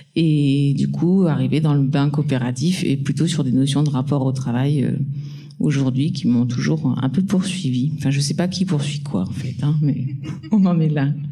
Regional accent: Nord, Hauts-de-France, France; je viens du Nord et dans le Nord, il y a une forte culture euh, de la mobilisation, du militantisme. Socialement, c'est pas toujours euh, très rose et hum, je pense que bah, dès l'enfance, j'ai été un peu baignée là-dedans

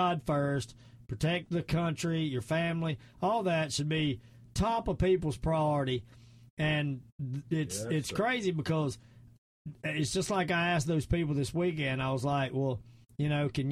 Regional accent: the South, United States; accent: Southern; my Southern accent

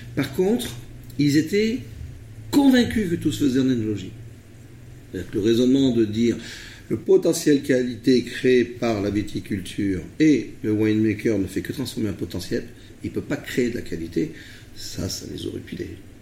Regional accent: Rhône Valley, France; also born or lived in Vercors; je suis euh, d'origine euh, de la vallée du Rhône

